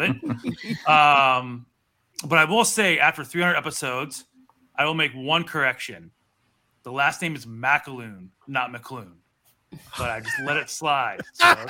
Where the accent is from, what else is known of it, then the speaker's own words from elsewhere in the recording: Pittsburgh, Pennsylvania, United States; now in Austin, United States; I grew up in Pittsburgh, I only moved to Austin